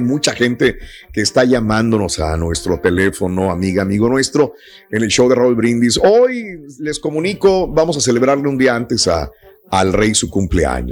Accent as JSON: {"language": "Spanish", "country": "Mexico", "said": "como mexicanos estamos bien en, México"}